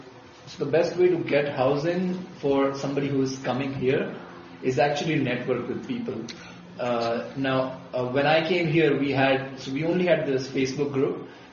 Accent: India; first language Gujarati; English is a second language; think that was more helpful, because nobody spoke my language, which is Gujarati, which I spoke. That's my mother tongue.

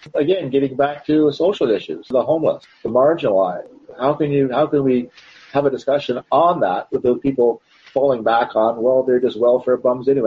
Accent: Canada; As a Canadian

